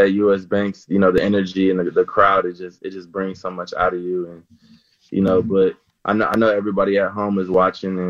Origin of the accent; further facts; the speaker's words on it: New Orleans, Louisiana, United States; moved away as an adult; also born or lived in Alabama; now in Minnesota, United States; I'm from New Orleans